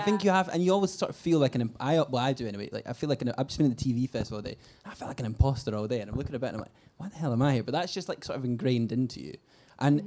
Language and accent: English; Scotland, United Kingdom; as a Scot